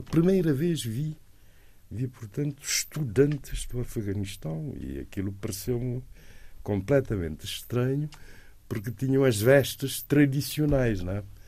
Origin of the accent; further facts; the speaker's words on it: Cape Verde; also born or lived in Leipzig, Germany; sou de Cabo Verde